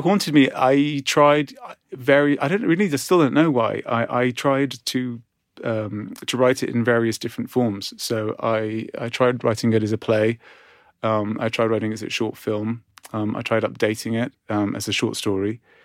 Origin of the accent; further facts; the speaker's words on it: Cyprus; moved away; growing up in Cyprus